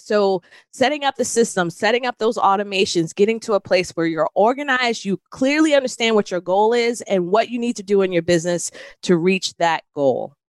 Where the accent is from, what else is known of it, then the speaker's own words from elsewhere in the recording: New York City, New York, United States; moved away; I'm from originally from New York City